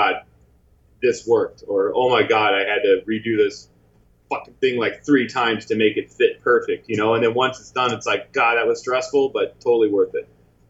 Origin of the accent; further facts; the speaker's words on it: Midwest, United States; now in California, United States; I mean, I came from the Midwest, so I think California is amazing